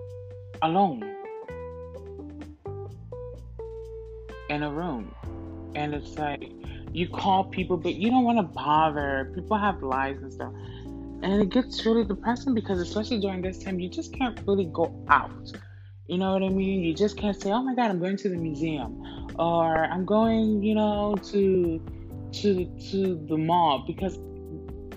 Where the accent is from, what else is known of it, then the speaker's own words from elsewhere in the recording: Camden, New Jersey, United States; also born or lived in Orlando, Florida; now in New York City, United States; I come from South Jersey, born and raised in South Jersey, and grew up partially in the projects and, you know, my grandma's house, East Camden.